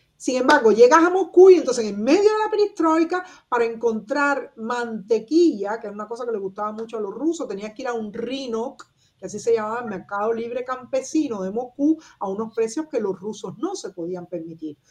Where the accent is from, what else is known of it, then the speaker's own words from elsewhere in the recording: Cuba; moved away as an adult; also born or lived in Soviet Union; now in Berlin, Germany; cómo somos los cubanos